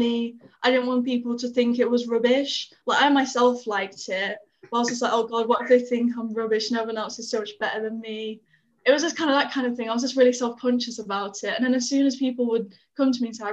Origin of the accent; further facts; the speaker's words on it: Sheffield, Yorkshire and the Humber, United Kingdom; moved away as an adult; also born or lived in Leicestershire; now in Lincoln, United Kingdom; I'm originally from Leicestershire, but I spent most of my life living in Sheffield.